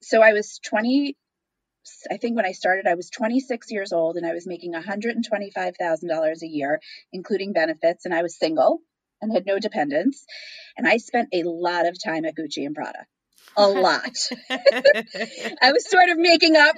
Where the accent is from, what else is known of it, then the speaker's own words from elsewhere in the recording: New York City suburbs, United States; I grew up in the New York City suburbs